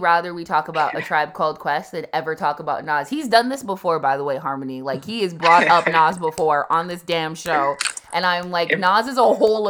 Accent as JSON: {"language": "English", "region": "Vermont", "country": "United States", "tie": "born or raised there", "said": "I grew up in Vermont as well."}